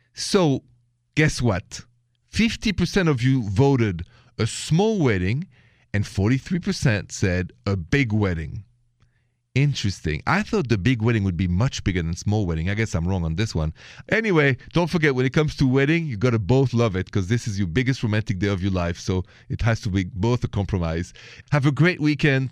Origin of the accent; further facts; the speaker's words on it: Paris, Île-de-France, France; accent: Parisian; now in United States; I'm from Paris